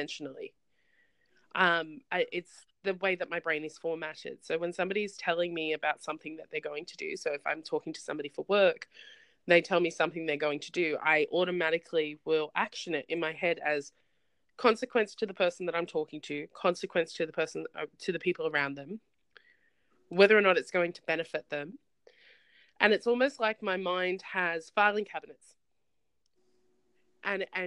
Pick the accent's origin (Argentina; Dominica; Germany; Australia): Australia; I'm actually Australian